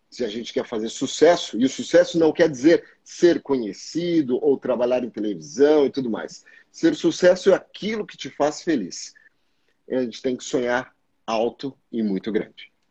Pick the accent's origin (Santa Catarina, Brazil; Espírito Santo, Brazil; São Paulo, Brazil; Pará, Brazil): São Paulo, Brazil; also born or lived in Rio de Janeiro; Sou da Zona Leste, é, eu nasci e vivi a minha vida inteira, né, até